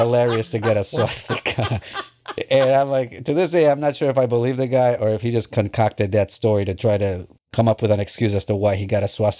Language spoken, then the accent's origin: English; East Coast, United States; I mostly grew up on the East Coast.